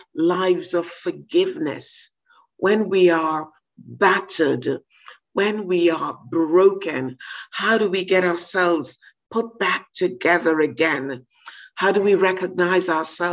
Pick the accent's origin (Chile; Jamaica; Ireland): Jamaica; now in United Kingdom; I come from Jamaica